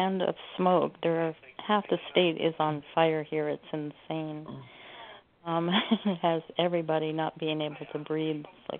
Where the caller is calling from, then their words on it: Oregon, United States; I'm calling from Oregon.